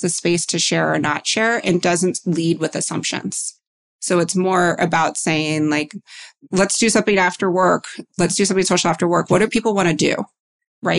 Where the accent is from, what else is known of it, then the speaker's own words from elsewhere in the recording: New York, United States; I grew up in New York and I work in finance